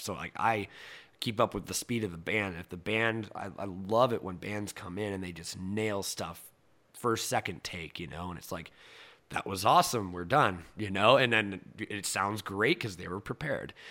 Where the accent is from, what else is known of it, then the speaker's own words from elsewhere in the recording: Cedar Rapids, Iowa, United States; moved away; growing up in Iowa